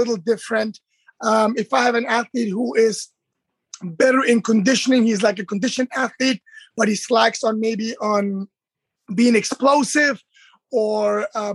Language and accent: English; Germany; moved away as an adult; now in United States; I'm born and raised in Germany. I'm Turkish, and I've been in America for almost 20 years now